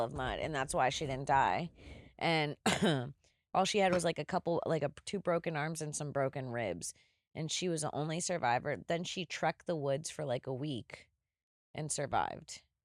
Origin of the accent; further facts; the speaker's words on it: Florida, United States; as a child growing up in Florida